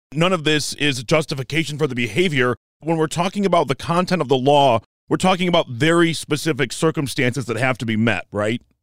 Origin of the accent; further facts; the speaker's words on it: Detroit, Michigan, United States; Growing up in Metro Detroit in a house that was not divided